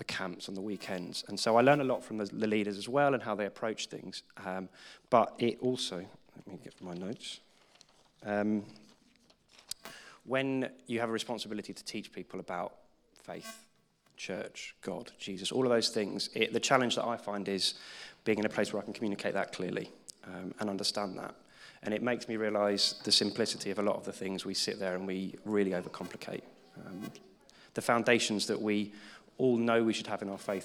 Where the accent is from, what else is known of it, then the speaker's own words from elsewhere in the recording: Croydon, London, United Kingdom; I come from Croydon